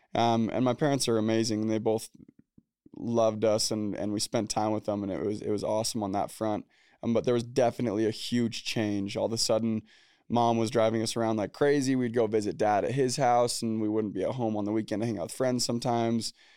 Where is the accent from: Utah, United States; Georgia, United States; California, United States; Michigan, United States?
Utah, United States; Orem; also born or lived in Provo, Utah; I was born in Orem, Utah, Provo, Utah. Grew up in Orem, Utah